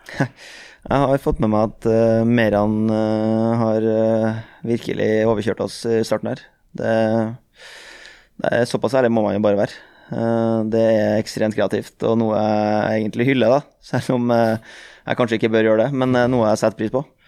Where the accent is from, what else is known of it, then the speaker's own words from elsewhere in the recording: Trøndelag, Norway; jeg er trønder